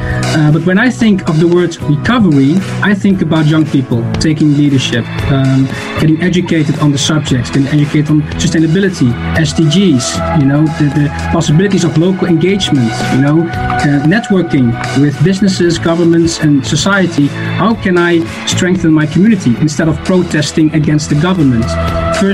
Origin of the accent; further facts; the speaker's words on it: Netherlands; And that's what I noticed as well in my country, in the Netherlands. I'm from the Netherlands.